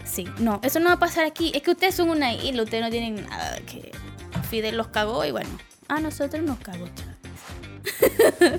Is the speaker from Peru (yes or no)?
no; Venezuela; now in Chile; me fui de Venezuela